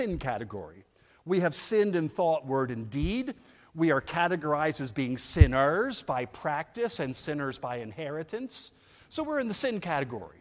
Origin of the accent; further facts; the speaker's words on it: New Jersey, United States; now in Edinburgh, United Kingdom; I'm from New Jersey, but I live in Edinburgh.